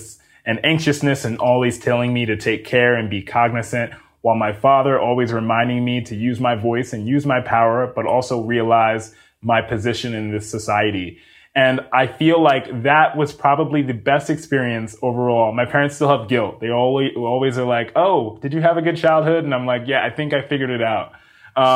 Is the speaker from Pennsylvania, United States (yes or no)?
no; Mount Vernon, New York, United States; moved away as an adult; now in California, United States; I grew up in New York City. That is my hometown